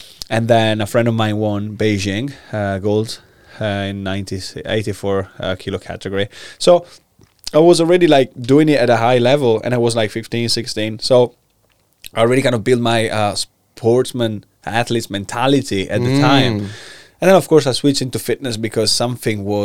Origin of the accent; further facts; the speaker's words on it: Italy; English is a second language; moved away as an adult; So I'm Italian. I was born in Italy. I'm 29 now, so I was born in 1992